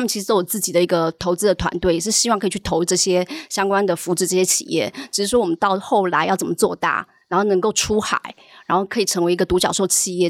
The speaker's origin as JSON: {"language": "Chinese", "country": "Taiwan", "also_born_or_lived": "Hong Kong / China", "moved": "as an adult", "said": "我是台湾人，然后我之前是在荷兰银行跟汇丰银行在台湾的时候，然后后来的话，我就去香港汇丰，然后就到了中国"}